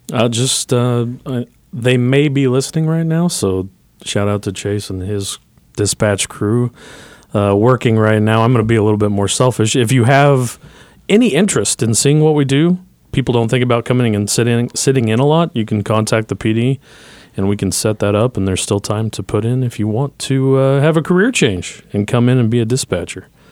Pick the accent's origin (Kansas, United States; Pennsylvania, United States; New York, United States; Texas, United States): Kansas, United States; Hutchinson; moved away as an adult; now in Manhattan, United States; I grew up in Hutchinson